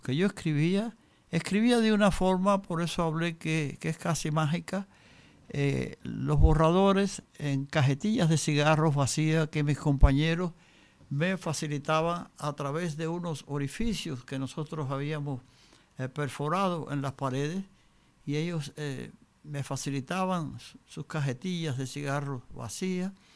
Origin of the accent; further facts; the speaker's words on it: Cuba; moved away; yo había salido de Cuba, yo me encontraba en el exilio en el año 61